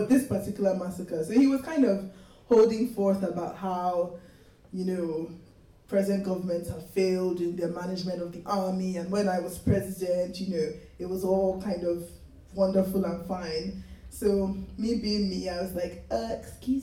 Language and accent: English; Lagos, Nigeria; moved away; I grew up in Lagos. I was born there